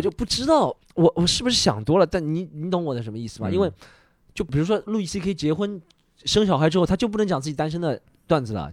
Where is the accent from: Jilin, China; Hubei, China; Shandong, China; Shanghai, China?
Shanghai, China; 你上海来的，你你挺厉害的